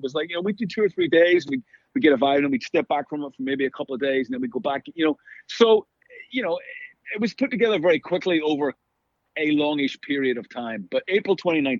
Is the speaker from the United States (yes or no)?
no; Belfast, Northern Ireland, United Kingdom; moved away; We grew up in Belfast in the 70s and 80s with all the craziness going on.